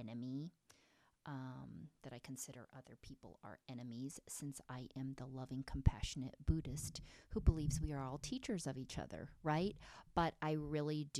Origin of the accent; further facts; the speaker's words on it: Pennsylvania, United States; my upbringing in a small town in Pennsylvania